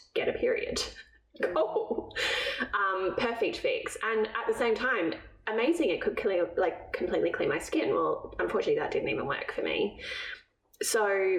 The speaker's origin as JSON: {"language": "English", "region": "England", "country": "United Kingdom", "said": "I'm from England"}